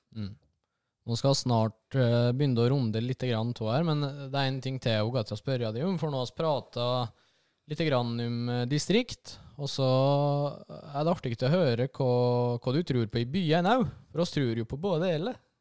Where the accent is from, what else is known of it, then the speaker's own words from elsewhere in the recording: Lom, Innlandet, Norway; De årene som jeg fikk på videregående hjemme i Lom